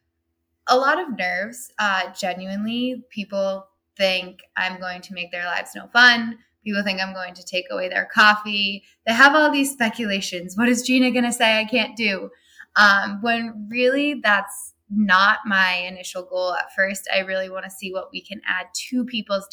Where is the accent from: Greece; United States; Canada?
United States; Burlington, Massachusetts; I started my own practice in my hometown of Burlington, Massachusetts